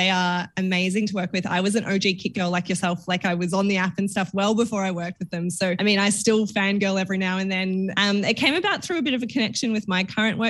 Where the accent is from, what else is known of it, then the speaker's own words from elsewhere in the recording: Werribee, Victoria, Australia; I grew up in little town. It was littler when I grew up there, but it was still very much suburbia in a place called Werribee in Melbourne. So out in the west side for anyone Melbourne based.